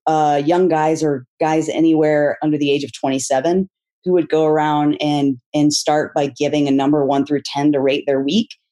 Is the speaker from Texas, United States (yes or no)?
yes; Texas, United States; I grew up in Texas in a conservative evangelical family